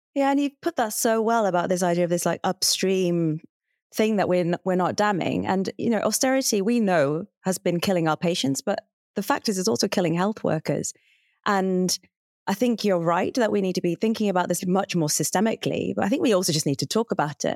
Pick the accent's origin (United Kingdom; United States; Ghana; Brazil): United Kingdom; Hartlepool, North East England; moved away; also born or lived in Cambridge; Hartlepool, which is where I grew up